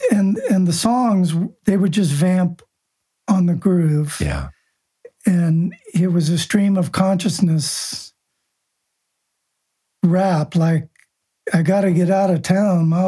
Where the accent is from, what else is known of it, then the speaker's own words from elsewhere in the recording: Buenos Aires, Argentina; Buenos, Argentina. Yeah, Buenos Aires.